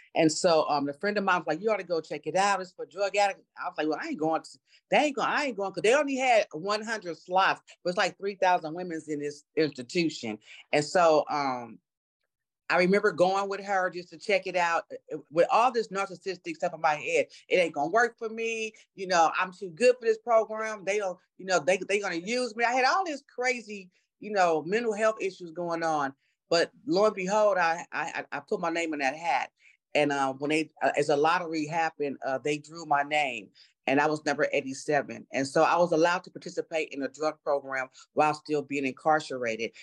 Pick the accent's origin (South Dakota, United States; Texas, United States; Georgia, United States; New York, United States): New York, United States; New York City; I was born in New York City uh, to a single mom. Uh, we lived three families in one three bedroom apartment